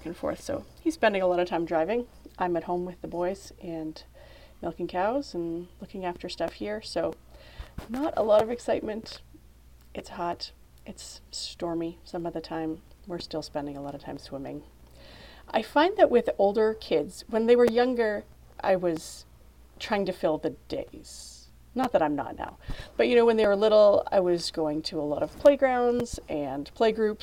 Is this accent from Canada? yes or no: yes; Canada; As a Canadian